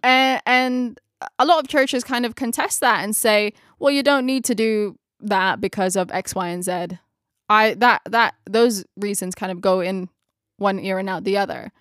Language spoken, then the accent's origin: English; Philippines; first language Tagalog; English is a second language; my mother tongue is Tagalog, it's Filipino